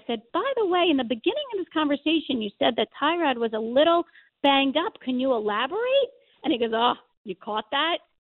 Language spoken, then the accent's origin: English; Congers, New York, United States; I actually grew up, you might not know, in Congers. I did not grow up in New City. I went to school at North, but I grew up in Congers.